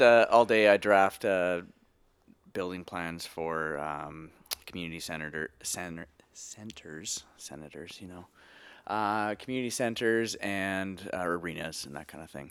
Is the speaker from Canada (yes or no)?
yes; Edmonton, Alberta, Canada; accent: Canadian; moved away as an adult; now in Vancouver, Canada; as you can tell from my accent, uh, Canadian boy